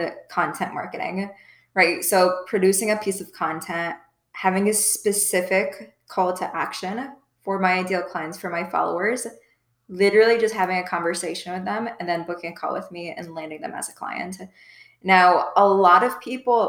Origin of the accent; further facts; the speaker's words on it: Midwest, United States; moved away as an adult; also born or lived in Iowa State University (college); now in South Florida, United States; I'm from the Midwest, but I just moved to South Florida about a year ago now